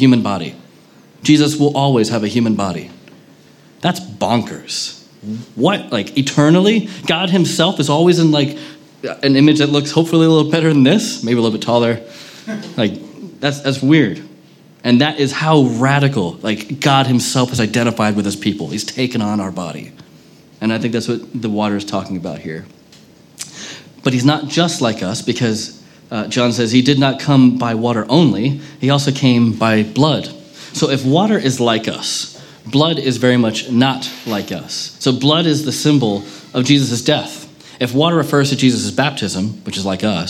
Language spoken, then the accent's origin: English; United States; now in Manchester, United Kingdom; especially as an American